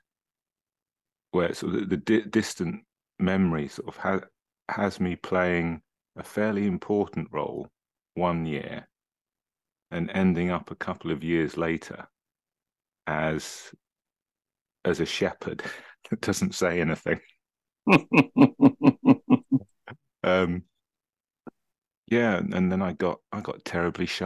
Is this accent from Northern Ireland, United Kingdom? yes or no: no; Cambridge, East of England, United Kingdom; I was born in Cambridge, actually in what was the original Rosie Maternity Ward on Mill Road